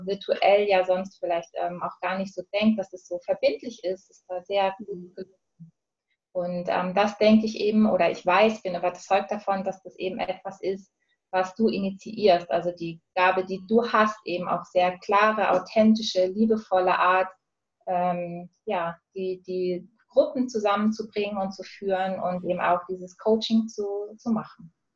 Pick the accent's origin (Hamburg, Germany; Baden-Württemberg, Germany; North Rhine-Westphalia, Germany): Hamburg, Germany; now in Switzerland; ursprünglich komme ich aus Hamburg und lebe aktuell in der Schweiz